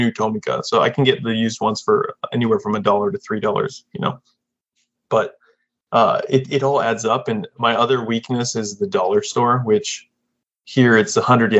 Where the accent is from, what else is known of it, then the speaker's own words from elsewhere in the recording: Florida, United States; now in Japan; I'm from Florida originally